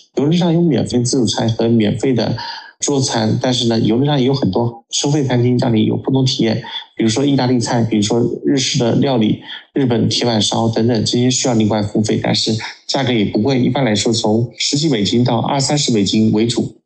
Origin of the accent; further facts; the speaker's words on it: China; 我们中国人